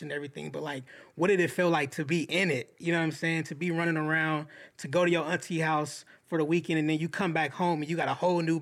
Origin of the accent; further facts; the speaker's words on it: Inglewood, California, United States; I grew up in Inglewood